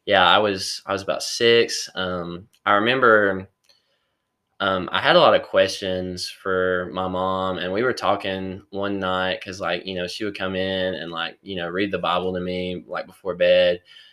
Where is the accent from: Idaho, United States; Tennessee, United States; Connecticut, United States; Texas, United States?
Tennessee, United States; Kingsport; I'm from Kingsport, Tennessee.